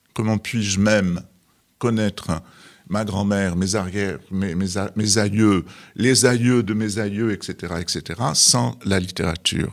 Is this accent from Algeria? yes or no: yes; Algeria; moved away; je suis né au Sahara et les arbres, c'était des palmiers